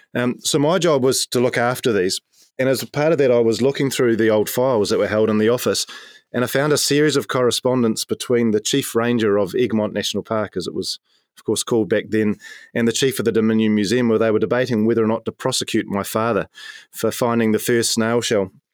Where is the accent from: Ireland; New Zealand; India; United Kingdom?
New Zealand; Nelson; I grew up in the shadow of Maunga Tapu, drinking the waters of the Maitai River. Uh, I'm from Nelson in the top